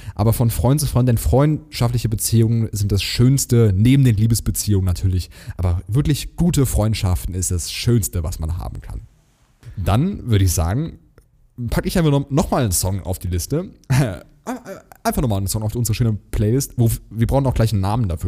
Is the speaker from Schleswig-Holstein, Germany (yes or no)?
no; Hesse, Germany; also born or lived in Plattling; ich komme aus Hessen, ich darf SCH sagen